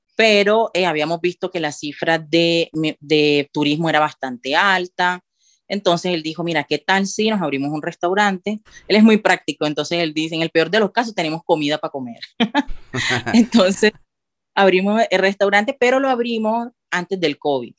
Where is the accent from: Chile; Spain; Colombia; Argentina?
Colombia; Cartagena, Bolívar; moved away as an adult; now in Andorra; yo que soy de Cartagena